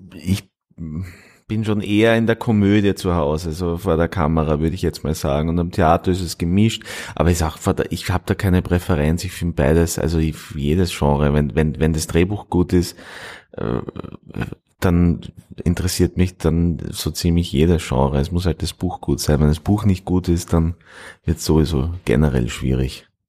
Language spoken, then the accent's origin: German; Styria, Austria; moved away; also born or lived in Linz / Vienna; ich bin aufgewachsen in der Steiermark